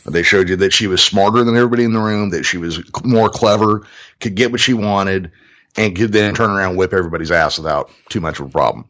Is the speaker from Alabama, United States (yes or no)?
no; Modesto, California, United States; right here in my hometown, Modesto, California